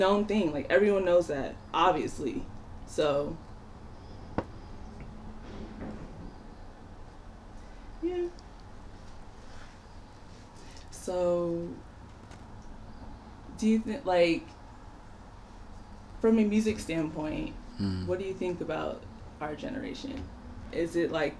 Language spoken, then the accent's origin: English; Nigeria; moved away; it also just, like, inspires me to go back home